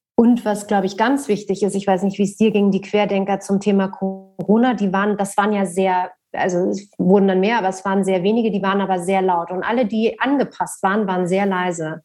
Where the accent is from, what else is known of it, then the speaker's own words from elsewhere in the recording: Berlin, Germany; Ich bin in Westberlin groß geworden